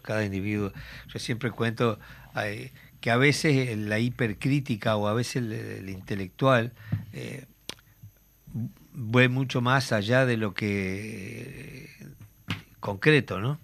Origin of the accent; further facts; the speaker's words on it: Tacuarembó, Uruguay; Tacuarembó, a mi pueblo